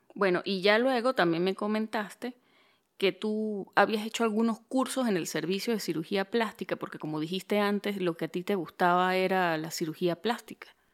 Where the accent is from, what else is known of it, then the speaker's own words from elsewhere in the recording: Venezuelan Andes, Venezuela; accent: gocho; moved away; soy de Venezuela